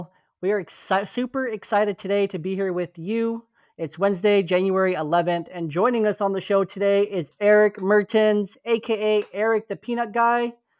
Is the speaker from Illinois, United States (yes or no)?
no; California, United States; Like I grew up in the Bay Area for high school.